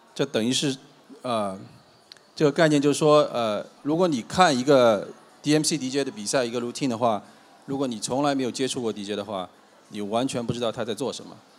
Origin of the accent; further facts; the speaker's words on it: Shanghai, China; 我上海人啊